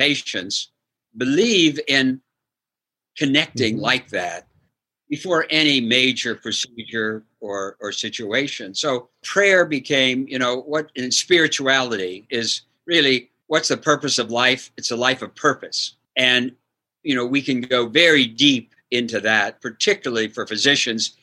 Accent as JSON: {"language": "English", "town": "Bridgeport", "region": "Ohio", "country": "United States", "tie": "born or raised there", "also_born_or_lived": "Wheeling, West Virginia / Indiana", "moved": "as an adult", "said": "I grew up in Bridgeport, Ohio, with John Havlicek and Phil Niekro"}